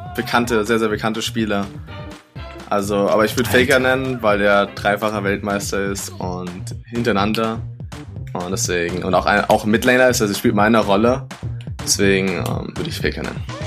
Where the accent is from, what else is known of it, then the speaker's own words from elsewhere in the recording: Germany; moved away; ich als Deutscher